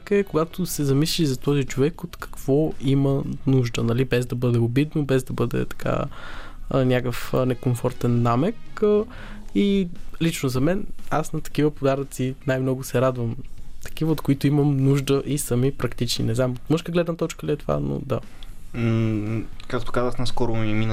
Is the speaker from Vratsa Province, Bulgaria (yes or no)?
yes; Vratsa, Vratsa Province, Bulgaria; Не, от Враца съм.